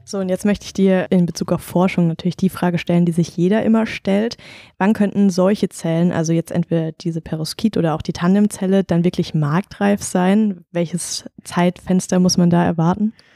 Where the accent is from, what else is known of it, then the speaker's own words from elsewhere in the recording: Rastatt, Baden-Württemberg, Germany; ich komme aus Rastatt